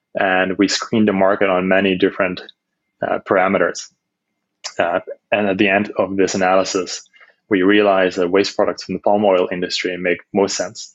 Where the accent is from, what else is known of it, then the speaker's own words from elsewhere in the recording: Netherlands; moved away as an adult; also born or lived in Amsterdam / China; I'm from Holland, born and raised in Holland